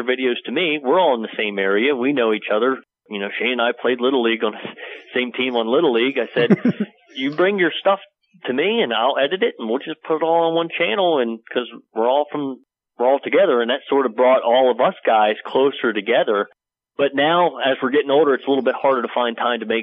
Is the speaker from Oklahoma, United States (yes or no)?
no; New Bethlehem, Pennsylvania, United States; I grew up in PA, right here. This is my hometown.